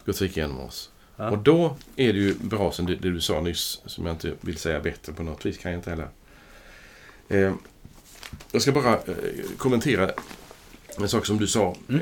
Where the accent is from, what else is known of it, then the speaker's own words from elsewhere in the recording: Sweden; jag är svensk medborgare